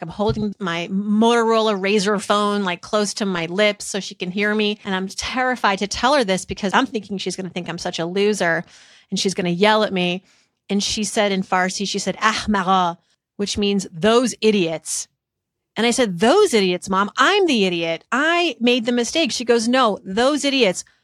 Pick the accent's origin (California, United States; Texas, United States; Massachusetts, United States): Massachusetts, United States; Worcester; growing up in Worcester, Massachusetts